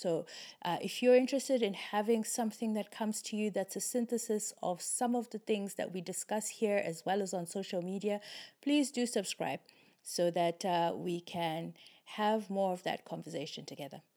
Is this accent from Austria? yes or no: no; Zimbabwe; I am from Zimbabwe